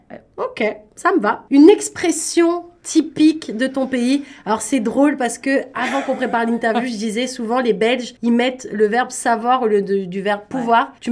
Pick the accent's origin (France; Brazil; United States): France; Paris, Île-de-France; gros stéréotype sur les Français et moi encore plus parce que je viens de Paris